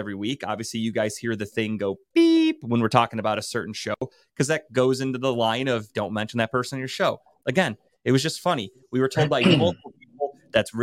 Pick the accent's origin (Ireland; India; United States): United States; Cleveland, Ohio; I'm from Cleveland